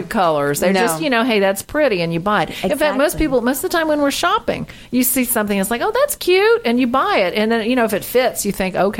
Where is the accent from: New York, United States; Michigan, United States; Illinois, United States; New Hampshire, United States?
New York, United States; New York City; I'm from the Bronx.